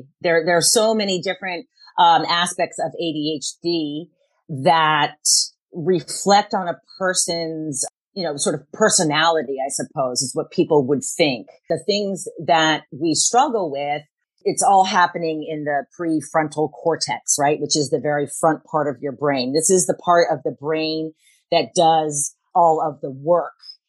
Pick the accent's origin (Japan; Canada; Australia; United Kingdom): Japan; Tokyo; I grew up in Tokyo, Japan, where hyperactivity is not the norm. And as a Caucasian little girl, I was always a little too much